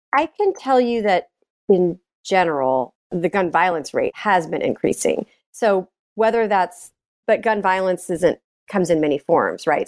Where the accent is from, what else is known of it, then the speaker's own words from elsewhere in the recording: Richardson, Texas, United States; also born or lived in New York; now in Austin, United States; I grew up in Dallas